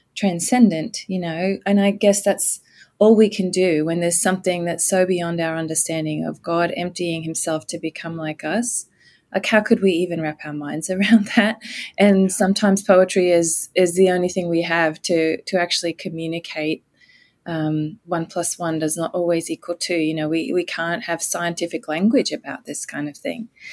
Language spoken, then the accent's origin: English; Australia; moved away as an adult; also born or lived in United States / United Kingdom; I grew up in Australia but um, left to go to university with my very new husband back in 1989